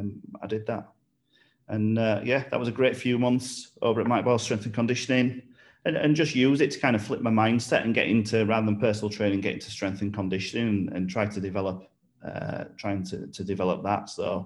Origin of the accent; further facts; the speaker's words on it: Bradford Leeds area of West Yorkshire, Yorkshire and the Humber, United Kingdom; moved away as an adult; now in Ulster, United Kingdom; you'll tell from the accent as we go that I'm from Yorkshire, so from kind of like Bradford Leeds area of West Yorkshire